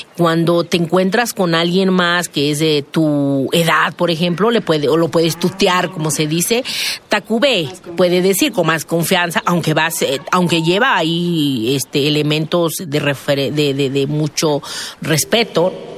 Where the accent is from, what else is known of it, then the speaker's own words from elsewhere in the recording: San Juan Mixtepec, Oaxaca, Mexico; also born or lived in Juxtlahuaca; de donde yo vengo, de la montaña, de, San Juan Mixtepec